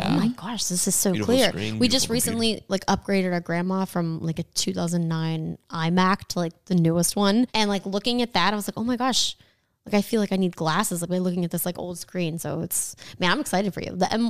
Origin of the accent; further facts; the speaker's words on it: California, United States; we're from California and everything's been closed.